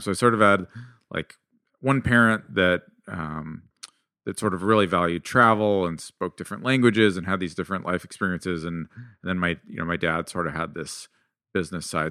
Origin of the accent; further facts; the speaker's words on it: suburb of San Jose, California, United States; also born or lived in Mountain View, California / South Bend, Indiana; I was born in Mountain View, but I grew up in a town, like, another suburb of San Jose, California